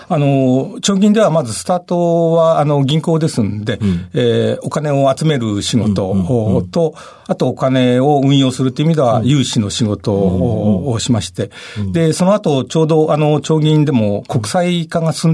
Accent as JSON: {"language": "Japanese", "town": "Higashimurayama", "region": "Tokyo", "country": "Japan", "said": "あの、東村山です。"}